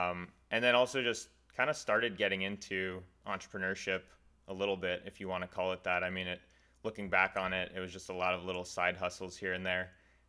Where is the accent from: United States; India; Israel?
United States; Lexington, Massachusetts; Yeah, I'm from Lexington, Massachusetts, just outside of Boston.